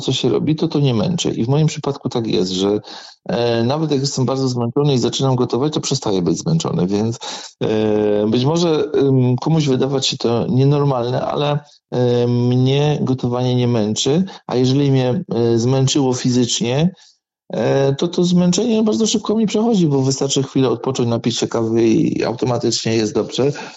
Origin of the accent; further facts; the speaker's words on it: Wodzisław Śląski, Silesian Voivodeship, Poland; accent: Silesian dialect; u mnie w Wodzisławie robi się bez dziury